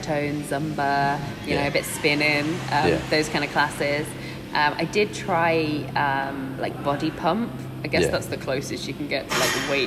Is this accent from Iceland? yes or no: no; the Wirral, North West England, United Kingdom; moved away as an adult; now in Cambridge, United Kingdom; I'm from the Wirral.